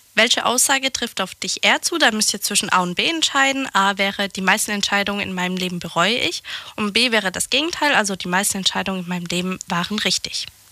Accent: France; moved away; bei uns in, in Frankreich

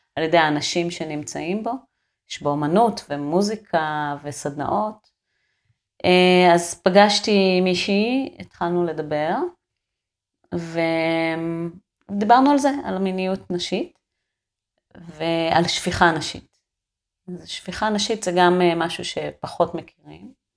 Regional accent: a moshav in central Israel, Israel; moved away as an adult; now in Kibbutz Kramim, Israel; ואני נולדתי שם, אתה יודע, במושב, בלי, שביל, בלי מדרכות

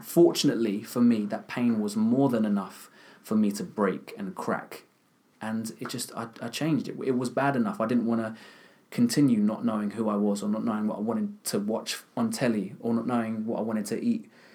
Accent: Kent, South East England, United Kingdom; I'm from, not from London, I'm from Kent, so I'm a bit of a country boy.

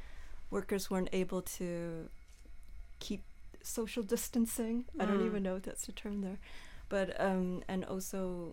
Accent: New Zealand; now in Malmö, Sweden; I mean, I came to Malmö from New Zealand.

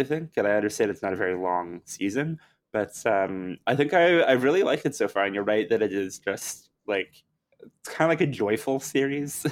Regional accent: Canada; we're from Canada. So it, like, it feels at times like the wilderness that I grew up in.

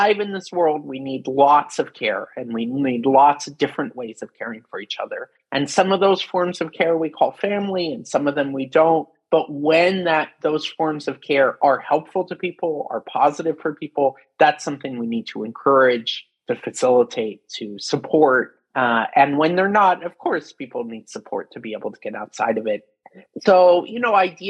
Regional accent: Pacific Northwest, United States; I grew up in the Pacific Northwest, where there's a long history of hippies forming deliberate communities in the 1970s

